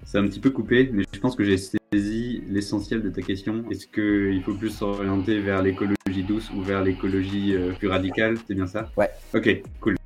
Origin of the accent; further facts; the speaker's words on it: Brittany, France; moved away as an adult; now in Nancy, France; ma région d'origine en Bretagne